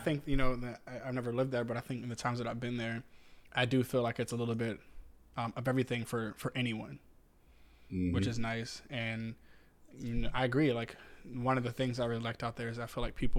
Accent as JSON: {"language": "English", "region": "Southern Virginia", "country": "United States", "moved": "as an adult", "lives_now": "Northern Virginia, United States", "said": "I'm from Southern Virginia. So like knowing all of your neighbors and knowing them by name and, you know, just being a little more personable is kind of where I come from."}